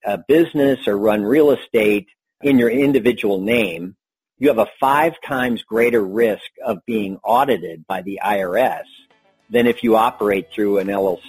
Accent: San Francisco Bay Area, California, United States; moved away as an adult; also born or lived in Washington, D.C.; now in Reno, United States; I grew up in the San Francisco Bay Area, and I attended the University of California at Berkeley.

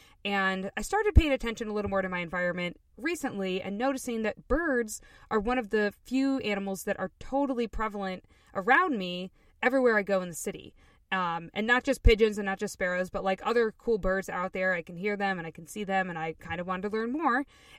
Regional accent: Midwest, United States; now in Chicago, United States; I am a Midwesterner living in Chicago. Lived in the Midwest my whole life, and now I live in a super big city

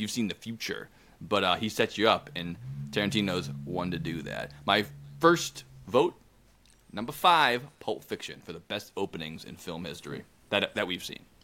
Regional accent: United States; I'm an American

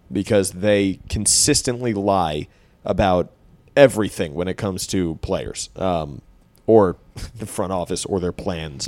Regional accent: Westchester, New York, United States; moved away as an adult; now in Brooklyn, United States; my hometown in Westchester

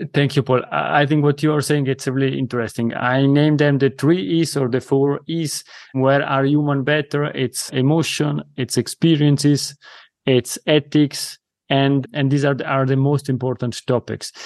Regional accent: Italy; accent: Italian; first language Italian; English is a second language; my mother tongue is Italian.

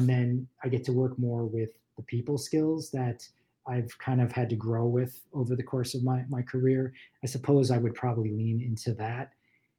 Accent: Buffalo, New York, United States; moved away as an adult; also born or lived in Los Angeles; I grew up in Buffalo, New York

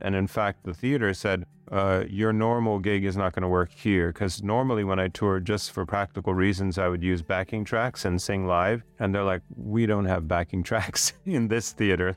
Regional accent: Sweden; now in Thailand; my heritage is Swedish. So I'm from Sweden

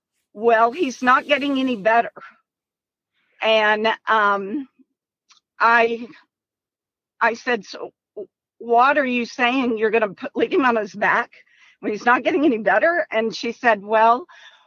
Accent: Oklahoma, United States; We're actually from Oklahoma, but we are in Missouri in the hospital

